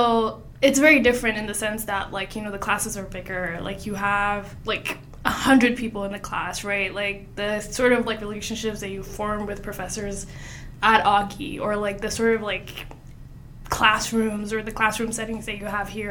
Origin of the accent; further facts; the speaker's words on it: Lagos, Nigeria; moved away as an adult; now in Sioux Falls, United States; I'm also from Lagos, Nigeria